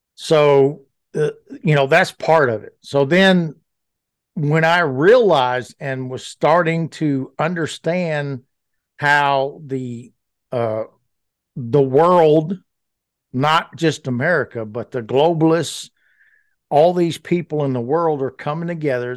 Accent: Louisiana, United States; moved away as an adult; also born or lived in Fayetteville, Arkansas; I grew up very poor in Louisiana

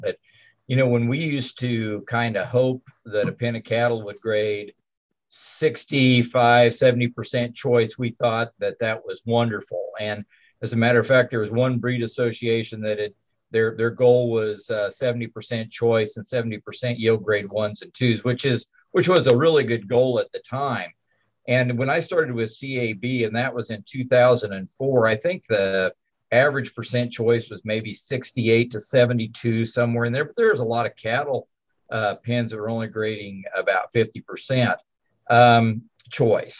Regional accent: Kansas, United States; I was raised on a farm here in Kansas

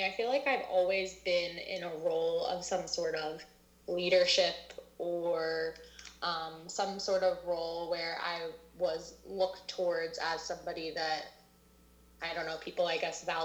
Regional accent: Lafayette Hill, Pennsylvania, United States; also born or lived in Thailand; I'm from Lafayette Hill. So I'm from around Conshohocken area. I grew up here.

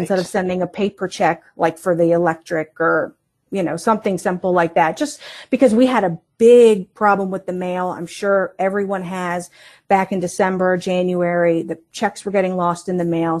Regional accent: Northern Virginia, United States; moved away as an adult; also born or lived in Colorado; now in Martinsburg, United States; I was born in Colorado at an Air Force base. My dad was in the Air Force, and, uh, he decided to move us, when I say us, it's the whole family to Virginia. And we lived in Northern Virginia, uh, for about twenty-seven years

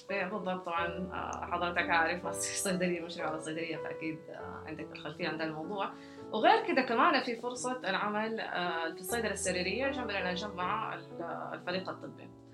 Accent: Jeddah, Makkah Province, Saudi Arabia; ولدت في جده وترعرعت فيها

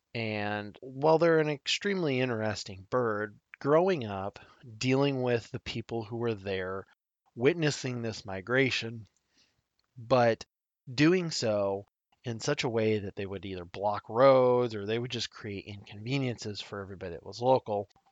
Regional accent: Nebraska, United States; my home state of Nebraska

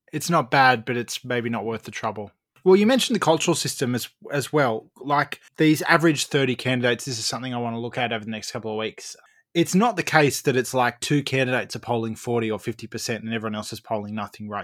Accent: Australia

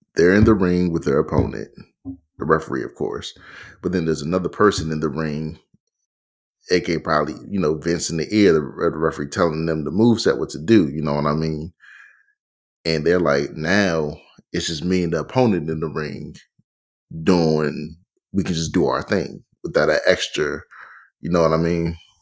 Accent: Pioneer City, Maryland, United States; where I grew up in Pioneer City.

